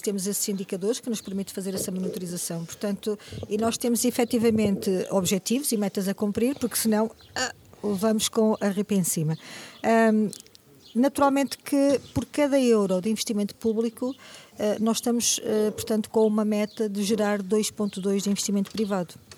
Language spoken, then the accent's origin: Portuguese; Moimenta da Beira, Norte, Portugal; also born or lived in Angola / Aveiro / Lisbon; sou de Moimenta da Beira